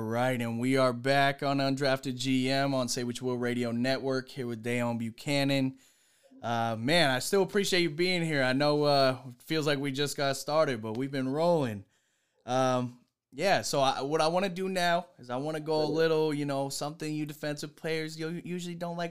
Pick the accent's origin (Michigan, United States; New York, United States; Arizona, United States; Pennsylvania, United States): Pennsylvania, United States; Pittsburgh; I'm from Pittsburgh